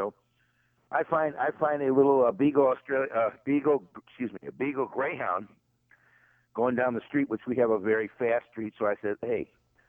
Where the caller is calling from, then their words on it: St. Louis, Missouri, United States; Yeah, I'm from the Show Me State.